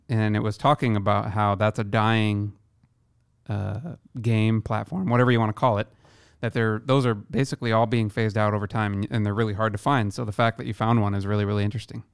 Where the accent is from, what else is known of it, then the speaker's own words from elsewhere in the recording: Iowa, United States; now in Seattle, United States; my hometown in Iowa